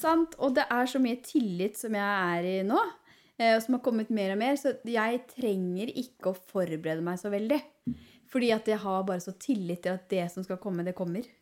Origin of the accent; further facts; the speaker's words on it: Ål, Buskerud, Norway; also born or lived in Hemsedal; jeg, er- jo fra Ål